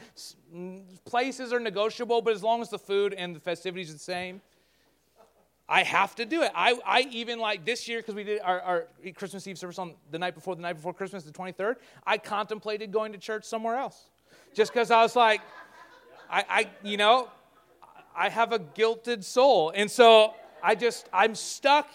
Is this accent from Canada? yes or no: yes; Canada